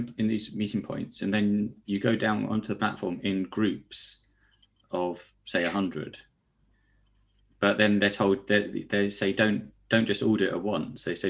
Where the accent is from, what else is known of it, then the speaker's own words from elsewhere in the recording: United States; as an American.